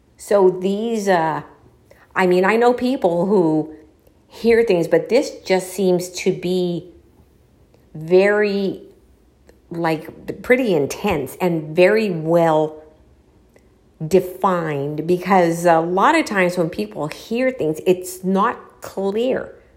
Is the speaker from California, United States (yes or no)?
yes; Los Angeles, California, United States; I was born